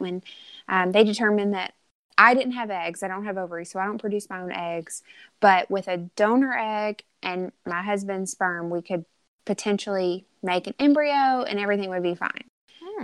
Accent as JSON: {"language": "English", "region": "Arkansas", "country": "United States", "tie": "born or raised there", "said": "born and raised in Arkansas."}